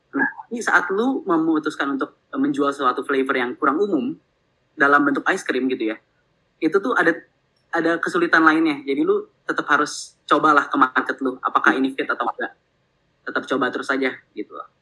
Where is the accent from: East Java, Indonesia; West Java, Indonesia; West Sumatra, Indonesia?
West Java, Indonesia; Bandung; also born or lived in Jakarta; gue lahir di Jakarta tapi oh, gue eh, tiga okay. uh, perempat hidup gue di Bandung